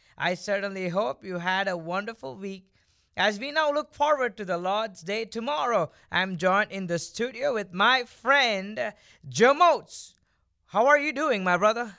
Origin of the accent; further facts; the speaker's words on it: India; moved away; I was born and I grew up in India